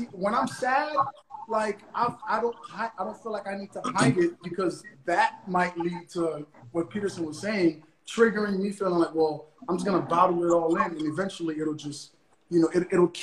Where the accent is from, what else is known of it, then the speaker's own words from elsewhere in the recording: Haiti; now in United States; Growing up in Haiti